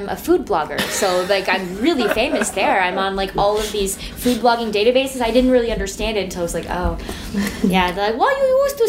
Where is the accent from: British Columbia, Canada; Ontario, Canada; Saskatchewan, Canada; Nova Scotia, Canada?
Ontario, Canada; Chatham; I'm from Chatham.